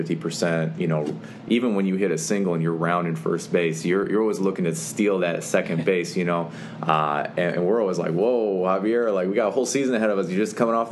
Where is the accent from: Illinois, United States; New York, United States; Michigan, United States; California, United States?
Illinois, United States; Lincolnwood; we're all from Lincolnwood